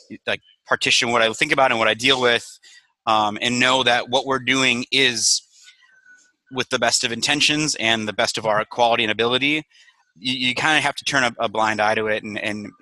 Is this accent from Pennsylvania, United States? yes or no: no; Mukwonago, Wisconsin, United States; moved away as an adult; also born or lived in West Allis, Wisconsin / Madison, Wisconsin; now in Chicago, United States; I grew up in Maguanago, Wisconsin, which is about a half an hour southwest of Milwaukee